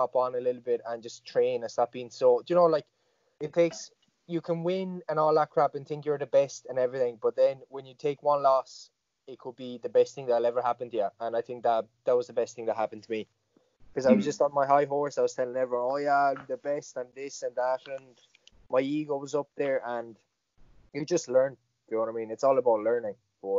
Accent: Galway, Connacht, Ireland; And I remember it was in my hometown, the first MMA show in Galway, I think it was.

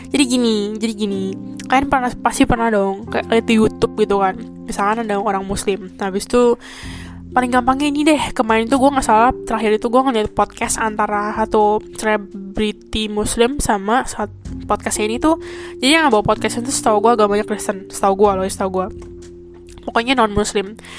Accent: Indonesia; moved away as an adult; now in Taiwan; gua orang Indo

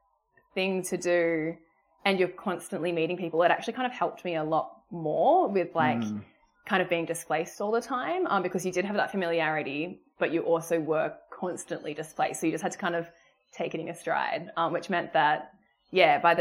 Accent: South Coast, New South Wales, Australia; moved away as an adult; also born or lived in Sydney, Australia; now in Gold Coast, Australia; I'm originally from South Coast, New South Wales, but I've moved up to Gold Coast for the job

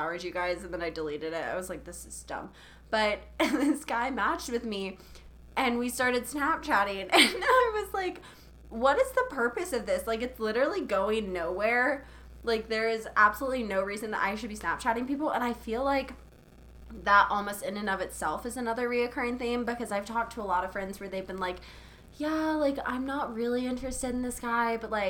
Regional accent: Charleston, South Carolina, United States; I'm from Charleston, which is where Outer Banks was filmed

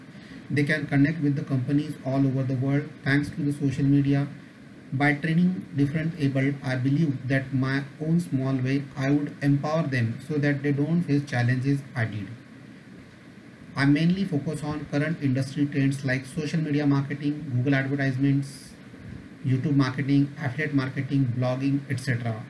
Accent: Pune, Maharashtra, India; I am from Pune. I am digital marketing trainer and consultant. I have trained many physical disabled people across India

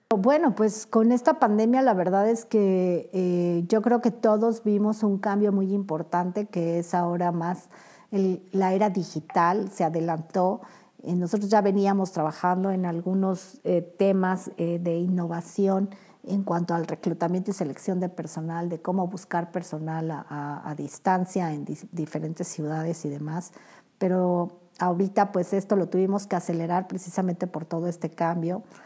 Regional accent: Mexico; como buenos mexicanos

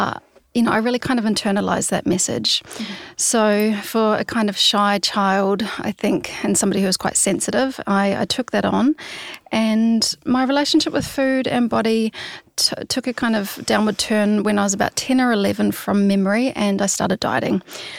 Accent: New Zealand; moved away as an adult; now in Sydney, Australia; And it's kind of the trajectory as a Kiwi. Often you will, you know, jump over the Tasman and spend a year or two in Sydney and save up some money and then go traveling over to Europe.

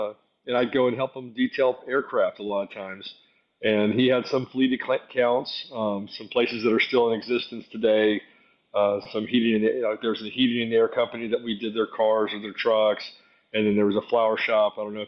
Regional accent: Atlanta, Georgia, United States; from Atlanta, Georgia.

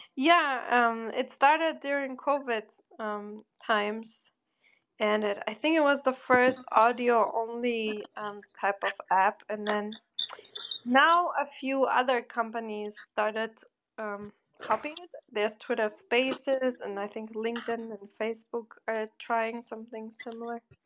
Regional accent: Bochum, North Rhine-Westphalia, Germany; moved away; In the ugliest place, Bochum, im Ruhrgebiet

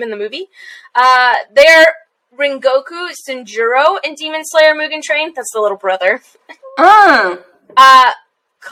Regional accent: Texas, United States; I'm Texan

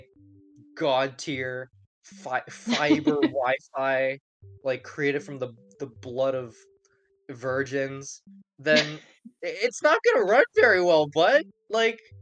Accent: Hong Kong; moved away; I grew up in Hong Kong

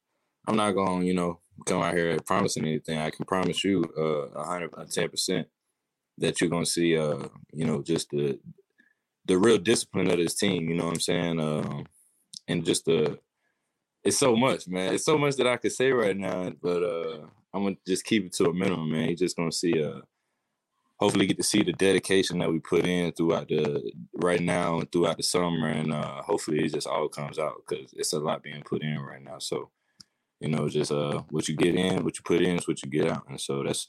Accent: the South, United States; I'm from the South, man.

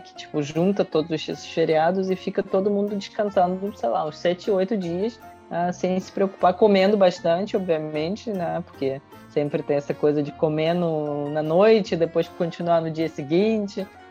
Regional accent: Russia; now in Brazil

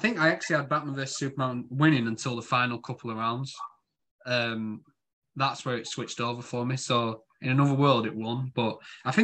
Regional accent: Yorkshire and the Humber, United Kingdom; accent: Yorkshire; my Yorkshire accent

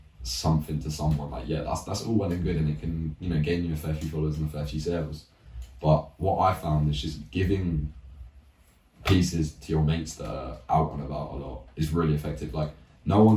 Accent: Banbury, South East England, United Kingdom; So I'm from Banbury, and I live, like, well, Banbury's pretty small anyway, but I just live in a small estate near

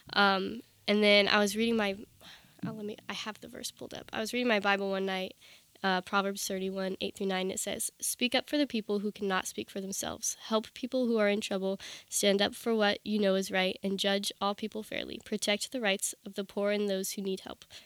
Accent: Round Hill, Virginia, United States; I grew up in Northern Virginia, in, like, Round Hill, Virginia.

